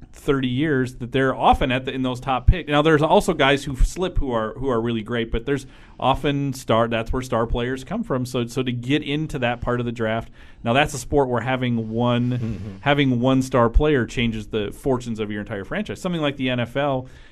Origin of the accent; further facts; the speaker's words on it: Faribault, Minnesota, United States; from my hometown, Bruce Smith.